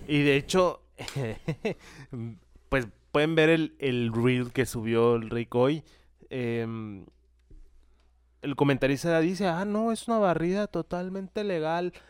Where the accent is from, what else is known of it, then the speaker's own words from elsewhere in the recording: Mexico; siendo mexicano